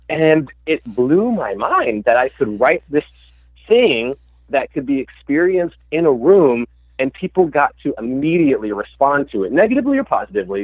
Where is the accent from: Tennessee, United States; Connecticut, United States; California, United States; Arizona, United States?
Tennessee, United States; Memphis; I'm from Memphis, Tennessee, mm-hmm. and I grew up, you know, going to the Lorraine Motel